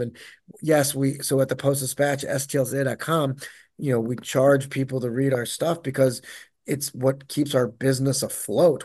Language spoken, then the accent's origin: English; St. Louis, Missouri, United States; moved away as an adult; also born or lived in Denver; I was living in Denver, and I came home. I'm from Saint Louis